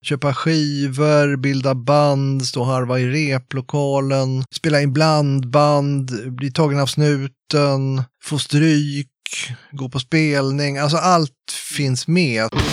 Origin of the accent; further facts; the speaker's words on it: Tyresö, Stockholm County, Sweden; also born or lived in Gävle; jag kommer från Stockholm, eller egentligen är jag född i Gävle, bor i söder om Stockholm, i ett villaområde